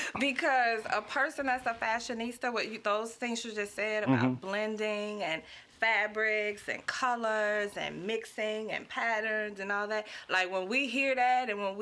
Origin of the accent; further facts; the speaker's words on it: Baton Rouge, Louisiana, United States; Man, especially South Baton Rouge was a great place.